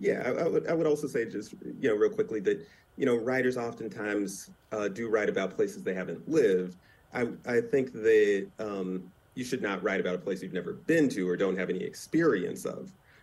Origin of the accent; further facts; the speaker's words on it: California, United States; to come to California, went to college in California and settled down here. So I was raised in California. And like most people, I've stayed put.